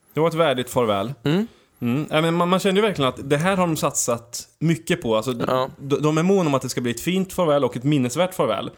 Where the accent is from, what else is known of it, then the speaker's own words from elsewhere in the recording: Sweden; Vi är från Sverige